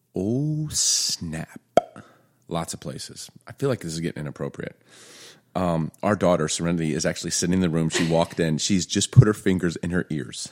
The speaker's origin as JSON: {"language": "English", "town": "Chicago", "region": "Illinois", "country": "United States", "tie": "born or raised there", "also_born_or_lived": "Baltimore", "said": "growing up in Baltimore, Chicago"}